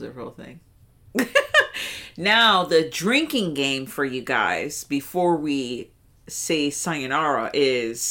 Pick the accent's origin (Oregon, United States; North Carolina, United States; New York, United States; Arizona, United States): New York, United States; I'm in my hometown, so I'm gonna be in New York